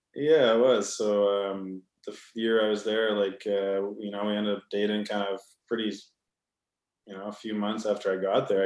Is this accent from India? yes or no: no; Vancouver, British Columbia, Canada; also born or lived in Edmonton, Alberta; I was born in Edmonton, but I grew up in Vancouver